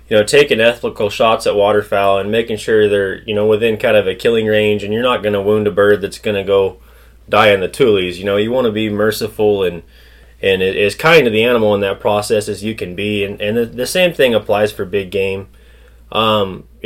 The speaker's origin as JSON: {"language": "English", "town": "Paso Robles", "region": "California", "country": "United States", "tie": "born or raised there", "also_born_or_lived": "Salinas Valley, California", "said": "I was born in the Salinas Valley and then raised in Paso Robles area, northern San Luis Obispo County"}